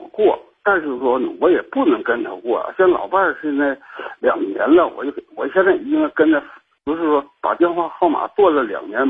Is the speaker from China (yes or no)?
yes; Shenyang, Liaoning, China; 我家是沈阳的，